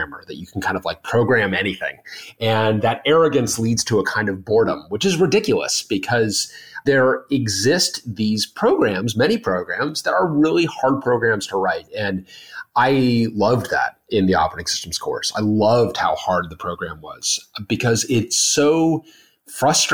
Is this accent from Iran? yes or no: no; Denver, Colorado, United States; moved away as an adult; on the way back home to Denver, I grew up in Denver